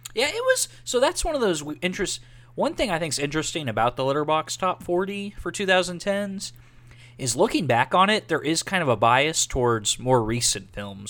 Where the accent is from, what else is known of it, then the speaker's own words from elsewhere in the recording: Texas, United States; we're all from Texas